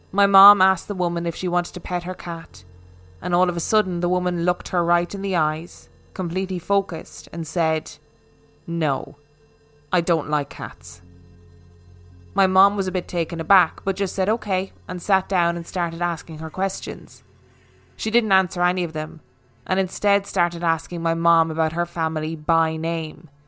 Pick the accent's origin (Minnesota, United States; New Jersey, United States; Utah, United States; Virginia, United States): Virginia, United States; born there; I was born in 2000 in Virginia